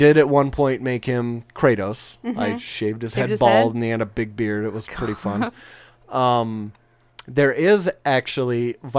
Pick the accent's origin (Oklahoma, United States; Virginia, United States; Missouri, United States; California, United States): California, United States; Southern; moved away; I grew up in Southern California, okay.